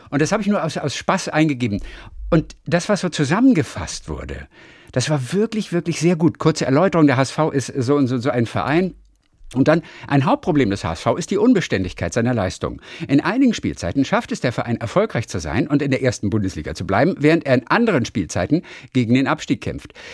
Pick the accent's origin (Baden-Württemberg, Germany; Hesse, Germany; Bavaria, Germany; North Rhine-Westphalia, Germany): Hesse, Germany; Darmstadt; Ich bin ja in Darmstadt geboren.